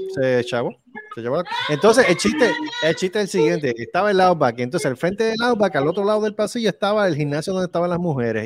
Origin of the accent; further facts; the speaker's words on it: Puerto Rico; uno como puertorriqueño